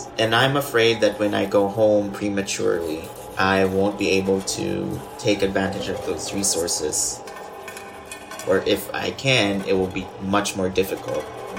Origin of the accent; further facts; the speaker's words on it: Philippines; moved away as an adult; now in Tempe, United States; a violinist in Tempe, Arizona. I am from the Philippines.